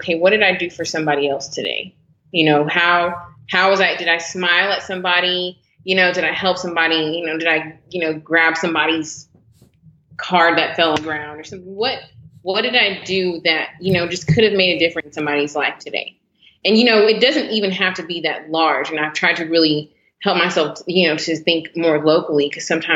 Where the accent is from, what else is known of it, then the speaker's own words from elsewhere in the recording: Garland, Texas, United States; Born and raised in Dallas, Texas, actually kind of Garland, Texas.